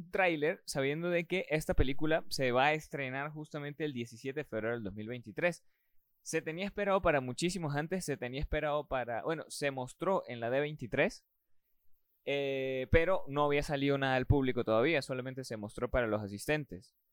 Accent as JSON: {"language": "Spanish", "country": "Venezuela"}